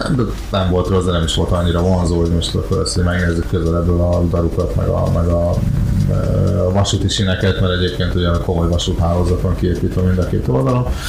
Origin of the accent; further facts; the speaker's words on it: Hungary; megkérdezték, hogy magyar vagyok-e